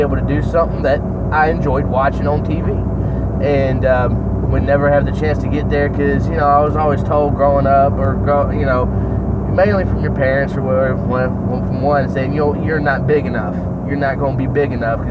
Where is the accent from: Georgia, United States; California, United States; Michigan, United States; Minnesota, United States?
Georgia, United States; Harlem; also born or lived in Augusta, Georgia / Grovetown, Georgia; we're freaking from Augusta, Georgia, or Harlem, Georgia